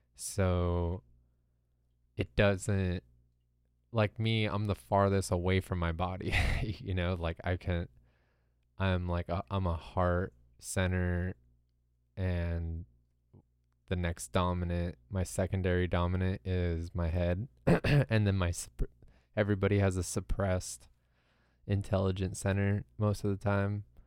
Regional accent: Southern California, United States; I grew up in America, you know, in Southern California

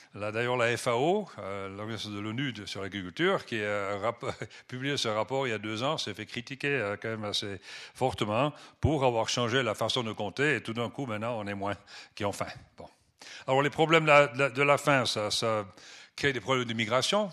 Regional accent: Switzerland; first language French and German; moved away as an adult; also born or lived in Benin / Nigeria / Kenya; J'ai quitté la Suisse il y a presque, ça fait 40 ans, 32 ans exactement. Donc euh, je m'excuse des fois si je cherche mes mots en français, bien que euh, ma langue maternelle est supposée être le français, mais bon, c'était français-allemand

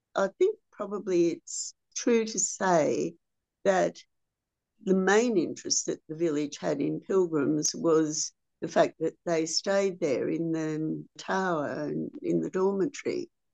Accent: Australia; as an Australian

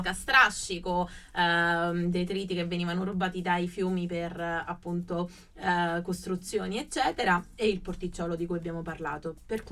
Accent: Sicily, Italy; now in Rome, Italy; la mia Sicilia, però la mia terra è anche Roma

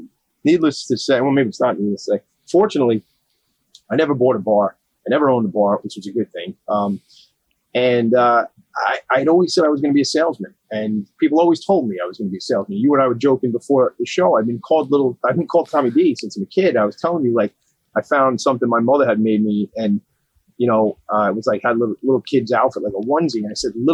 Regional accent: Long Island, New York, United States; I grew up here on Long Island

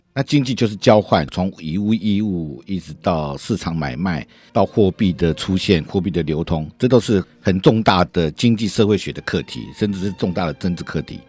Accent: Taiwan; 我们台湾人

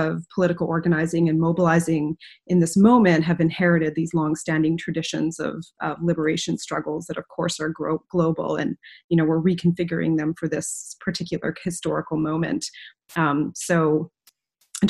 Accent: Western Canada, Canada; now in Philadelphia, United States; where I grew up back home in Canada, in Western Canada

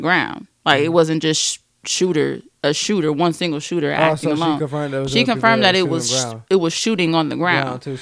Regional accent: San Bernardino, California, United States; moved away; my hometown, San Bernardino

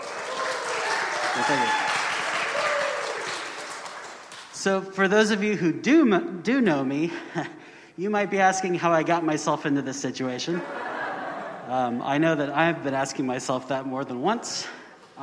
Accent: Houston, Texas, United States; I was born in Houston, Texas, where I lived growing up

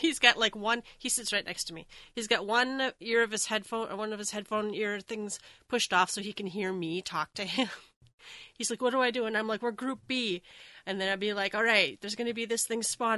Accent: Minnesota, United States; I'm from Minnesota

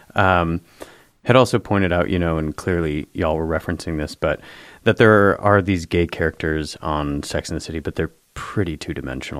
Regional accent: Traverse City, Michigan, United States; now in New York, United States; I'm from Traverse City, which is a few hours north

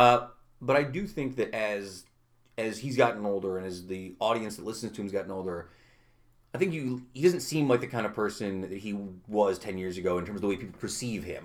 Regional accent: Utica, New York, United States; I grew up on like Valentine Bray when I was a kid

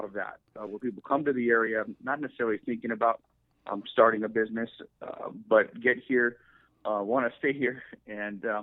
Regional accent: San Luis Obispo, California, United States; also born or lived in Bay Area; I was born and raised in San Luis Obispo.

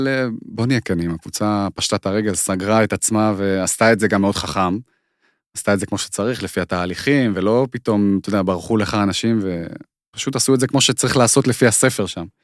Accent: Israel; also born or lived in Moscow, Russia; אני נולדתי במוסקבה, נכון, כן. אנחנו עלינו בגיל שלוש עליתי.

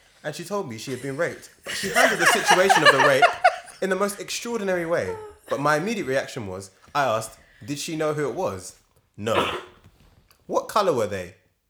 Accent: Northern Ireland, United Kingdom; And I come from a society. I grew up in Northern Ireland in the Troubles and that, you know.

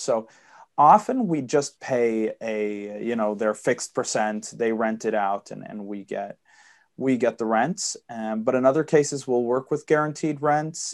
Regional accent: Sweden; I'm born and raised and live in Sweden. I apologize for the accent. My dad's American

